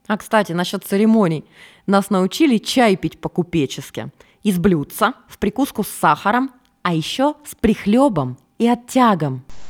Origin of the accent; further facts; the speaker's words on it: Norilsk, Krasnoyarsk Krai, Russia; moved away; В детстве я жила в Норильске, это крайний север